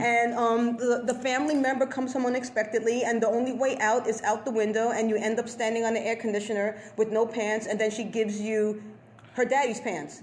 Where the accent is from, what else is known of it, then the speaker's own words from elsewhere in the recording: New York City, New York, United States; also born or lived in South Slope, Brooklyn; I grew up in the Bronx